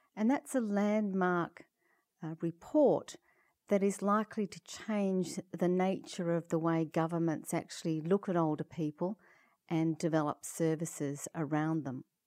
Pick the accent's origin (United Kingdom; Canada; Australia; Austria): Australia; Perth, Western Australia; I come from Perth, Western Australia, which is uh, about um, 30 hours flying from Toronto.